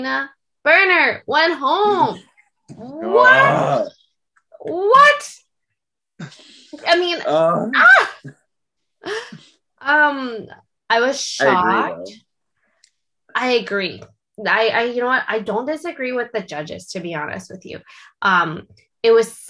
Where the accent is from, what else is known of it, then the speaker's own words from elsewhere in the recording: Canada; Being Canadian, I do know what this scene is like in Canada